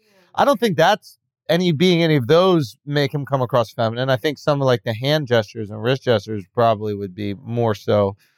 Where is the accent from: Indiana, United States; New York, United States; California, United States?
New York, United States; I'm this white guy. I grew up in New York and I'm using slang.